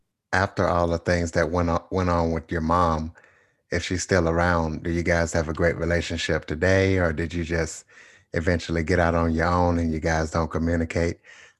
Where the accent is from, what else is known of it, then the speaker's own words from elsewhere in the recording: Louisiana, United States; I'm from Louisiana, so I was in Ruston, Louisiana doing Y2K.